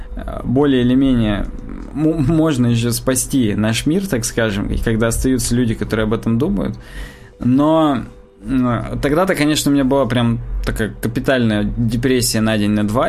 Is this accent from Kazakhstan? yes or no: no; Russia